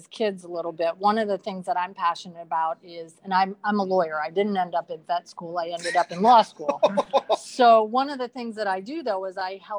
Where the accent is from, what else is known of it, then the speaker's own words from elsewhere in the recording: Washington, District of Columbia, United States; So I grew up in Washington, D.C. area.